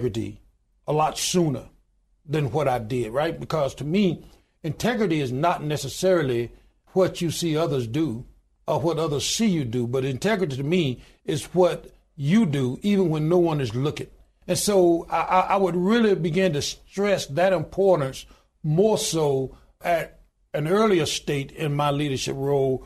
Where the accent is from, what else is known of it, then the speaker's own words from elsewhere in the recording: Goodwater, Alabama, United States; I was born in the Deep South. I was born in a little small town in Goodwater, Alabama, population 1,292 today.